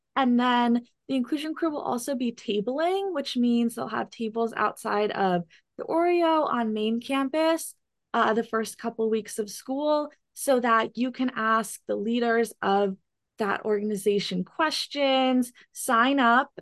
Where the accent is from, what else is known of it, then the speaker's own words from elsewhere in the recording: Chatham, New Jersey, United States; I'm from Chatham, New Jersey